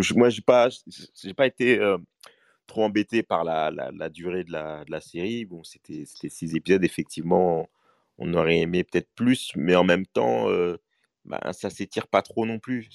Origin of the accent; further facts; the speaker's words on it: Mali; moi, je suis malien